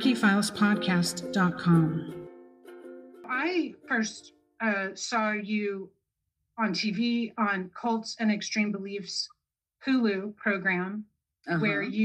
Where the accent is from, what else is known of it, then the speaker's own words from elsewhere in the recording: Long Beach, California, United States; I'm from Long Beach.